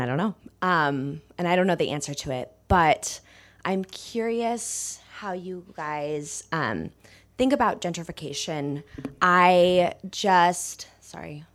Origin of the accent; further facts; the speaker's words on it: the Bay Area, California, United States; moved away as an adult; I grew up in the Bay.